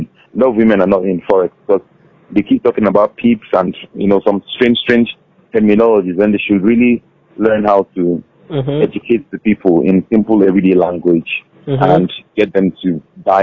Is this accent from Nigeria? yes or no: yes; Nigeria